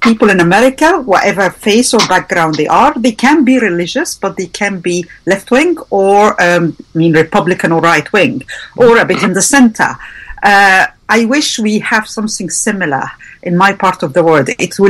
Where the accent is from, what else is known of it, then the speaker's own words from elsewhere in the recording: Egypt; I am coming from Egypt or the Middle East